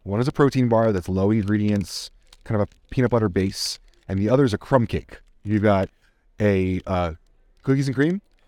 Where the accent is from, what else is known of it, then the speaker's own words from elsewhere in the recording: Jersey Shore, New Jersey, United States; I'm from Jersey. The Jersey Shore